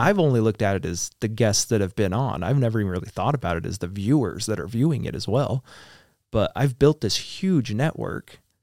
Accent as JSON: {"language": "English", "country": "United States", "said": "so being American"}